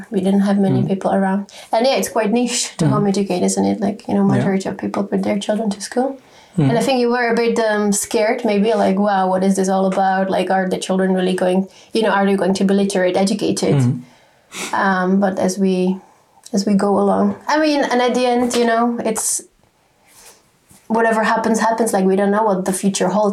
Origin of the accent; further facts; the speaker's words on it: Czechia; moved away as an adult; now in United Kingdom; we come originally from the Czech Republic